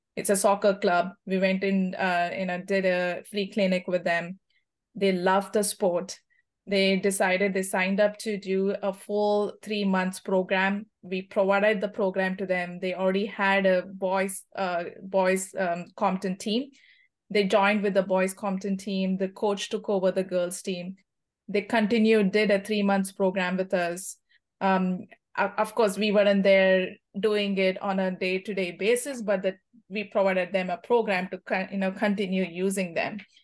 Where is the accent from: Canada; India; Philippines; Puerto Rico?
India; moved away as an adult; now in United States; I come from India